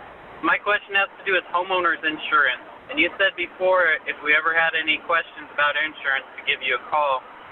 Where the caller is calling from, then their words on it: Texas, United States; I'm calling from Texas